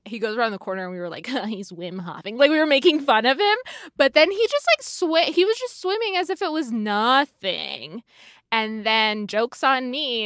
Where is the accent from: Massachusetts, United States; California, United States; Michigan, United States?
California, United States; I've, I've grew up here